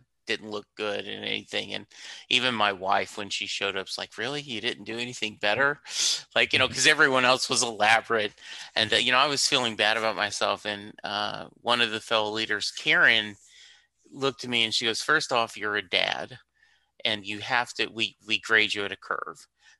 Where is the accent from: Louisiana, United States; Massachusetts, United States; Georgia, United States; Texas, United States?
Louisiana, United States; I'm from Louisiana, and so therefore I love that version of the song.